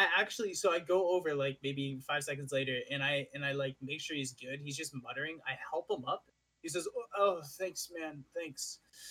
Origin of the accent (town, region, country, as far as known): Ottawa, Ontario, Canada